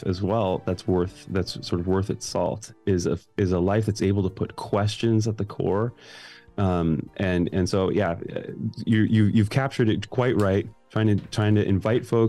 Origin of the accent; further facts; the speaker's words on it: Glenview, Illinois, United States; moved away; I grew up in Glenview